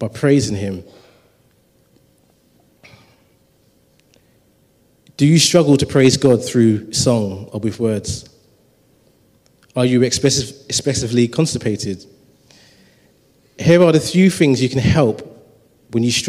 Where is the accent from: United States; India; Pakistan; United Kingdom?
United Kingdom; London; I grew up in Tower Hamlets.